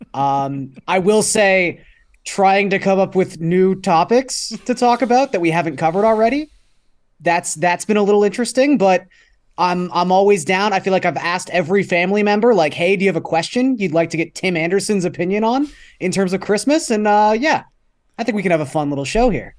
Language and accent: English; Toronto, Ontario, Canada; growing up in Scarborough